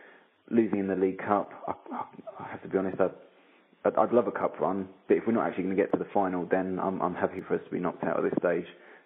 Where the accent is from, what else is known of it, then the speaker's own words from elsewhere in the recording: Kent, South East England, United Kingdom; I grew up in Kent, so technically I should be a Gillingham fan.